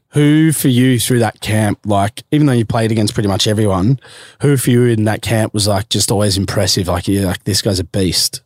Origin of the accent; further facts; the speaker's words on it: Melbourne, Victoria, Australia; also born or lived in Queensland; growing up in Melbourne